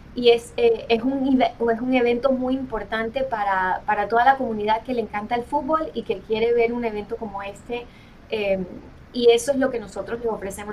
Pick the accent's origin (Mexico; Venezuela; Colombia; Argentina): Colombia; now in United States; soy colombiana